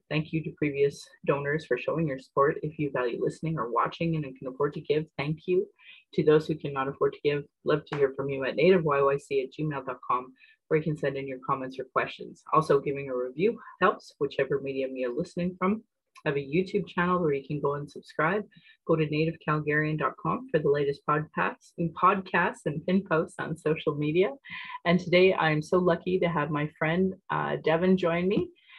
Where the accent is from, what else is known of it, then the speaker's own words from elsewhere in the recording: Calgary, Alberta, Canada; I was born in Calgary or in Blackfoot, Mokinstis … an English name which has afforded me privilege in an English colonial world. My mother is Northern Slavey Dene or Satu Dene